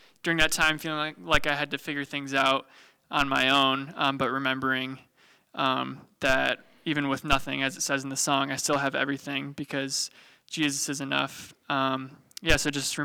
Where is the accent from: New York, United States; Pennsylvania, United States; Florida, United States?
New York, United States; Bemus Point; I'm a local kid. I grew up in Bemis Point, not too far from Jamestown.